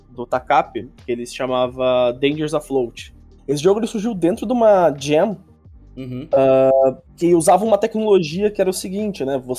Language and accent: Portuguese; Americana, São Paulo, Brazil; Eu já sou de Americana mesmo. Nascido ah, daqui, sim, é, tô... Sou daqui.